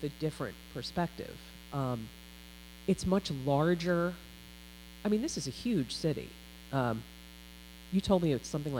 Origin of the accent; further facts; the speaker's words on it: Pittsburgh, Pennsylvania, United States; born or raised there; moved away